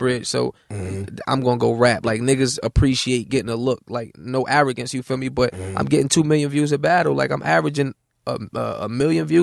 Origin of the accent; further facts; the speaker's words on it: Newark, New Jersey, United States; I'm from Newark.